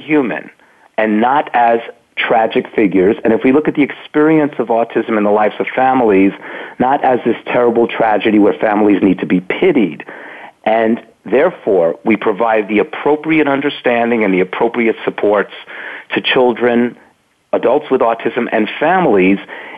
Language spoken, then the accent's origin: English; New York City, New York, United States; I grew up in Brooklyn.